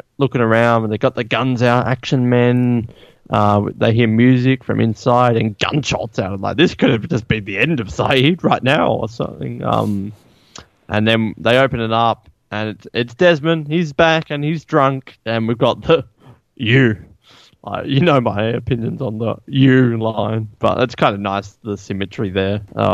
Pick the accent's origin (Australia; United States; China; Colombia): Australia; I'm Australian